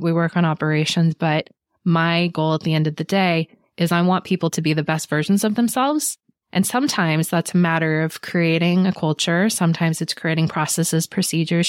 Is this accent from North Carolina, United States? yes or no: no; Monterey Bay, California, United States; I grew up in the Monterey Bay, which is a beautiful place to grow up.